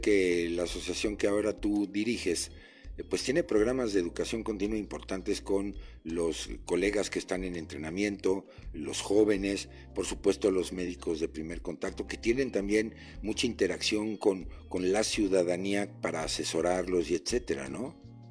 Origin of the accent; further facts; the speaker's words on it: Mexico; como mexicano